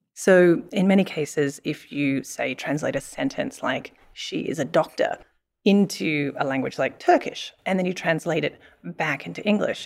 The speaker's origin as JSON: {"language": "English", "country": "Australia", "tie": "born or raised there", "moved": "yes", "said": "I grew up in Australia."}